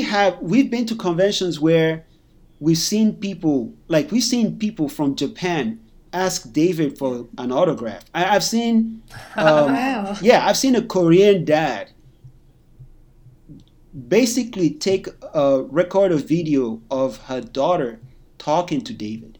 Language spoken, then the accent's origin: English; Nigeria; conventions, I remember thinking to myself that are we going to do well as black people, especially being Nigerian? You know